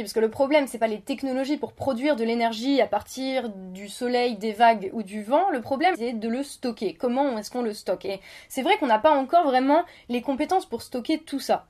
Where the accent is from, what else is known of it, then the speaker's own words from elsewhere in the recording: France; chez nous en France, à Paris